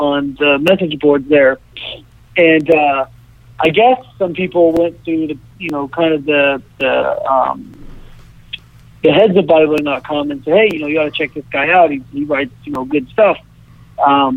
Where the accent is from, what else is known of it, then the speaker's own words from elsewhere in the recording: Evansville, Indiana, United States; moved away; my hometown of Evansville